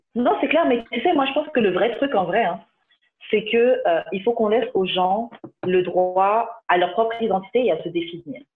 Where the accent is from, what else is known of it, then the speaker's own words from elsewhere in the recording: France; Papa, maman martiniquais, mais j'ai grandi en France